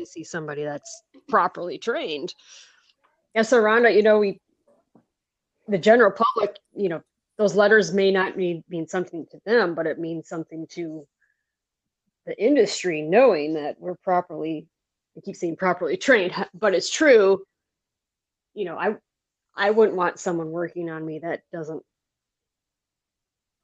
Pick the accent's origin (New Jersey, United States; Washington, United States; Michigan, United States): Michigan, United States; moved away as an adult; now in Oregon, United States; I grew up in Michigan, and that's where I got my schooling